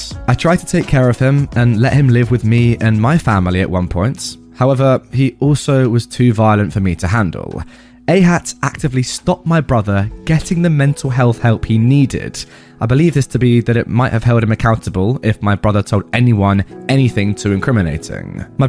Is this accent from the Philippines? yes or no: no; Australia; Number one, I am from Australia, which might clarify some confusion. Our police system works a little differently down here